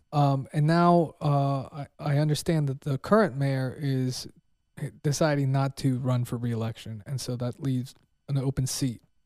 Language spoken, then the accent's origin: English; Pennsylvania, United States; now in Texas, United States; I'm from Pennsylvania